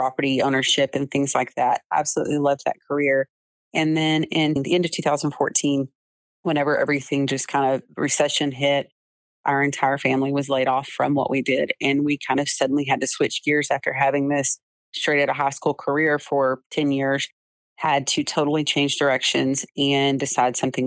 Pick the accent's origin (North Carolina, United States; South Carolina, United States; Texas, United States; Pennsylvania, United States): Texas, United States; Jacksonville; also born or lived in Tyler, Texas; I was born in Tyler, Texas, actually, but home has always been Jacksonville, Texas.